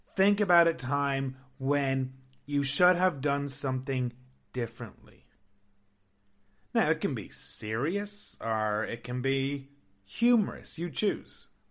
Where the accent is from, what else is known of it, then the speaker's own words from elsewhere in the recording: Ireland; moved away as an adult; now in Canada; I'm from Ireland